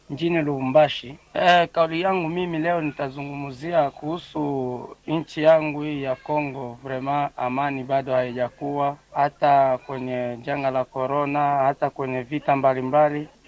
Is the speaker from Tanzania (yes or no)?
no; Meru County, Kenya; natokea kaunti ya Meru